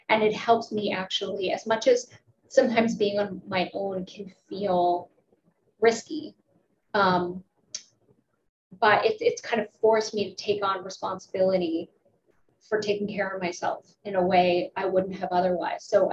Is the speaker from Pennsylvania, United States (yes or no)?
yes; Pittsburgh, Pennsylvania, United States; I'm from Pittsburgh. It's a union town.